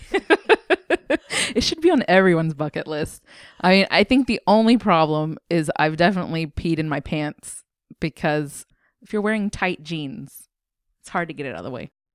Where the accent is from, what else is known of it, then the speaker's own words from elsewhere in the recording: United States; I grew up in the States